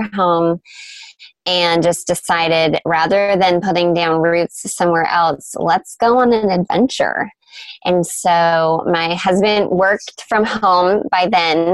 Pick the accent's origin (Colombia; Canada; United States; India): Canada; moved away; So I'm Canadian, and all of my family still lives in my small hometown in Canada